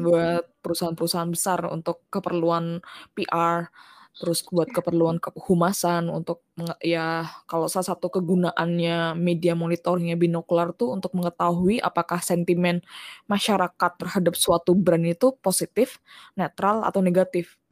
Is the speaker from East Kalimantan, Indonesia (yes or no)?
yes; Balikpapan, East Kalimantan, Indonesia; moved away; koran lokal dulu tuh namanya Kaltim Post karena aku dulu sempet tinggal di Balikpapan